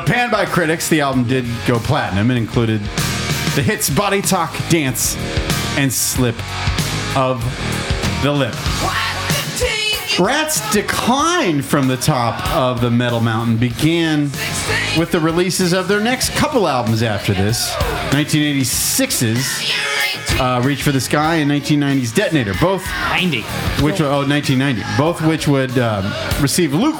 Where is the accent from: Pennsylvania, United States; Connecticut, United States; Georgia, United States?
Pennsylvania, United States; Pittsburgh; I was born in Pittsburgh, Pennsylvania